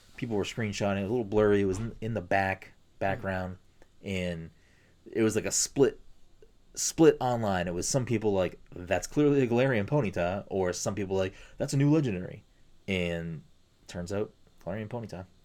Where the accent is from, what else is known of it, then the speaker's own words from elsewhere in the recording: Chelsea, Massachusetts, United States; in my town growing up in Chelsea